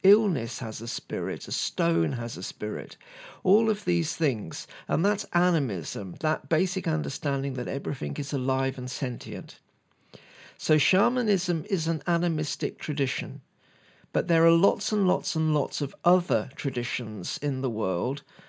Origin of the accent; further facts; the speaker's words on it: United Kingdom; me being a Brit